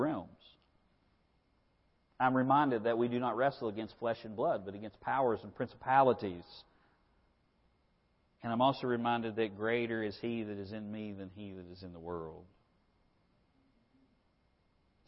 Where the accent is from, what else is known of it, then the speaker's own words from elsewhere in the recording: United States; As an American